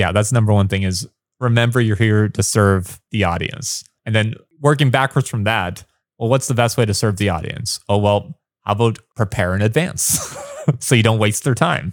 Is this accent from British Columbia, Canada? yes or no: no; Windsor, Ontario, Canada; first language English; moved away as an adult; also born or lived in Los Angeles, United States; now in Taiwan; I've been on T V a little bit in my hometown